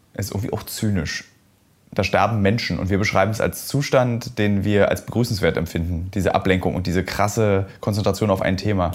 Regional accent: Berlin, Germany; ich habe in meinen 38 äh, Jahren als Berliner

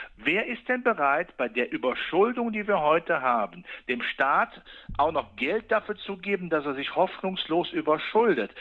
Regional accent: Rhineland, Germany; ich bin Rheinländer

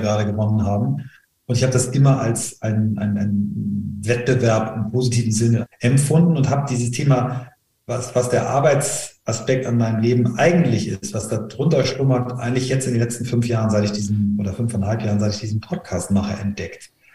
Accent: Flensburg, Schleswig-Holstein, Germany; ich bin in Flensburg geboren als erster Sohn einer Lehrerin und eines Marineoffiziers

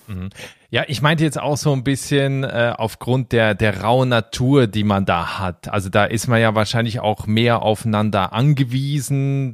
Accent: Switzerland; ich als Schweizer

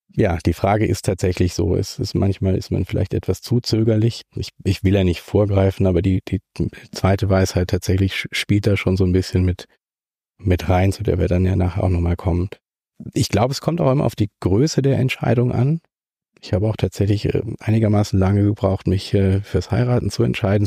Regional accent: Kaiserstuhl, Baden-Württemberg, Germany; also born or lived in Freiburg; Ich bin äh, zwar in Freiburg geboren, aber mit anderthalb schon an den, an den Kaiserstuhl gezogen

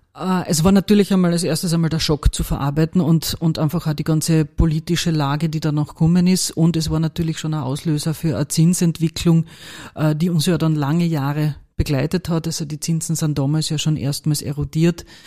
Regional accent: Carinthia, Austria; accent: Carinthian; moved away as an adult; now in Vienna, Austria; ich bin gebürtige Kärntnerin, das wird man auch hören

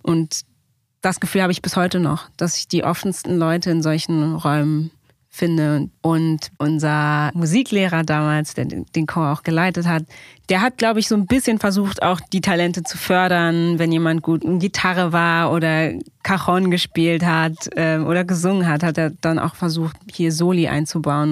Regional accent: Berlin, Germany; moved away as an adult; also born or lived in United States; ich bin damals in der Weißen Siedlung aufgewachsen. Das ist ja eine Siedlung am Ende der Sonnenallee

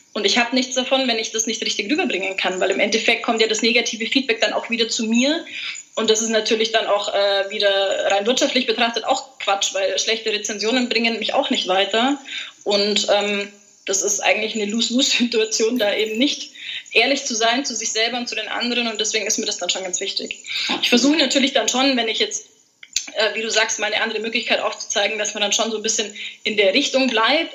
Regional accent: Allgäu, Bavaria, Germany; bin aus dem wunderschönen Allgäu

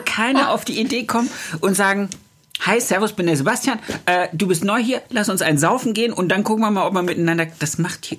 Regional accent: Thuringia, Germany; now in Baden-Württemberg, Germany; Ich komme ja aus Thüringen und meine Frau aus Sachsen-Anhalt.

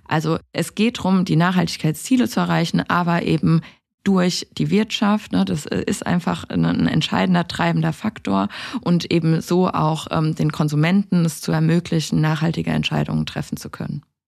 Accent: Rhineland-Palatinate, Germany; Ich komme aus der Pfalz

